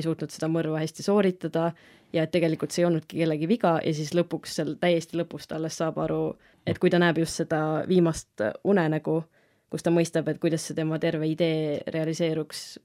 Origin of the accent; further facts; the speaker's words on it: Rakvere, Lääne-Viru County, Estonia; also born or lived in Tartu; ma tulen Rakverest, olen Rakvere Karmeli koguduse liige